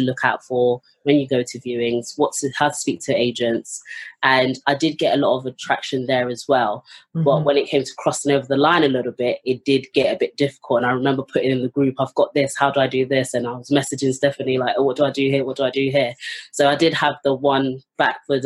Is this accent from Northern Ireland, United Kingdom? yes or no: no; London, United Kingdom; I'm from London, North London, in Finsbury Park.